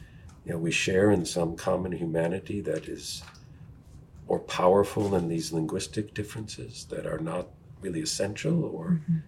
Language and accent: English; United States; I'm American, English speaker.